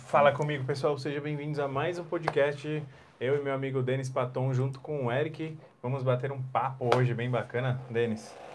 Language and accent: Portuguese; São Paulo, Brazil; moved away as an adult; now in Jundiaí, Brazil; eu vim de São Paulo capital